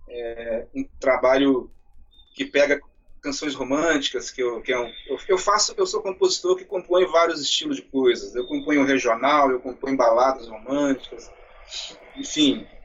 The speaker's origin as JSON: {"language": "Portuguese", "town": "Raul Soares", "region": "Minas Gerais", "country": "Brazil", "tie": "born or raised there", "lives_now": "Niterói, Brazil", "said": "A minha cidade é Raul Soares, na zona da mata de Minas."}